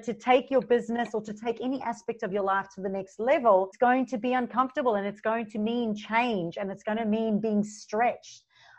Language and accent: English; South Africa; moved away as an adult; now in Gold Coast, Australia; And you'll hear a mixture of my accent because I am originally from South Africa. So I moved from South Africa 11 years ago to the Gold Coast and didn't know anybody.